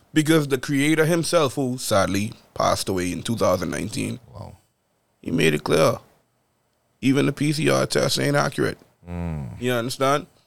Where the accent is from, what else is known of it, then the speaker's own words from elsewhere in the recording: Bahamas; moved away as an adult; born and raised in the Bahamas